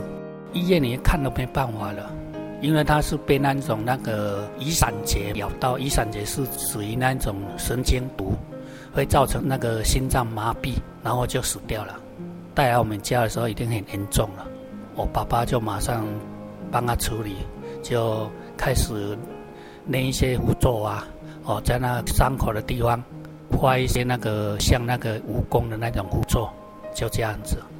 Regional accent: Dongshan, Taiwan; 从小到大的话，我们乡下的地方哦，真的很淳朴啊，很少有遇到那种基督徒。我们是住在那个东山乡

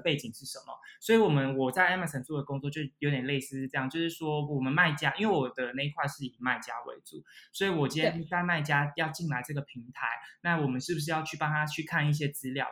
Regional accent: Taipei, Taiwan; moved away as an adult; also born or lived in London, United Kingdom; now in Gibraltar; 我本身是台北人

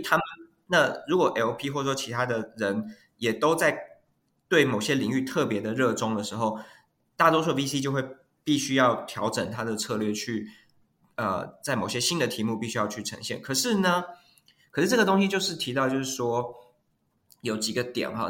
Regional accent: Taiwan; moved away as an adult; now in Silicon Valley, United States; 我是，本身是台湾长大哈，然后是这个，呃，比较是 technical 的 background 的背景

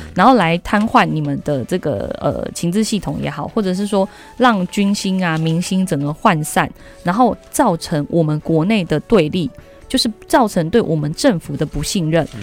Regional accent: Taiwan; 我们台湾人

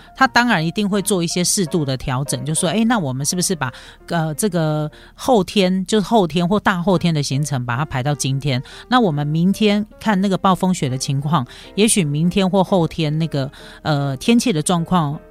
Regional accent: Taiwan; 我们台湾人

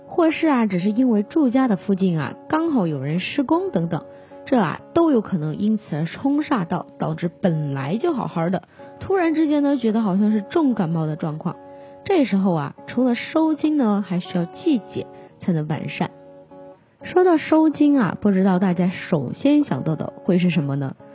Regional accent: Hunan, China; moved away; 在我们湖南老家那边呢， 这种情况呢，叫做砍黑

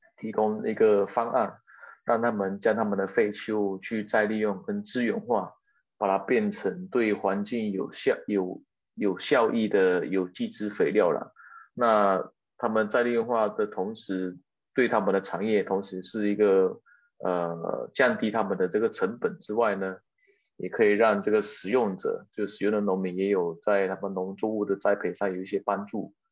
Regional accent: Malaysia; moved away as an adult; now in Taiwan; 我是马来西亚的华侨，那么我来，呃，台湾有十二年了，那我本身有农业背景，那我以前是在中信大学念书

